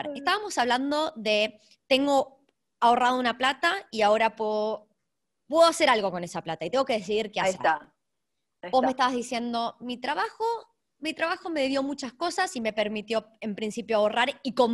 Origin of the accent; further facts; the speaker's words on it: Argentina; moved away; hace 25 años, no es que me fui ayer de la Argentina. Exactamente, ah. exactamente. Yo hablo todos los días en castellano en mi casa.